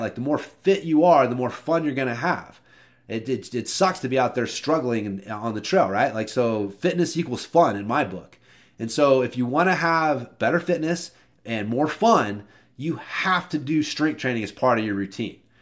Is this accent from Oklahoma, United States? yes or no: yes; Oklahoma, United States; I'm from Oklahoma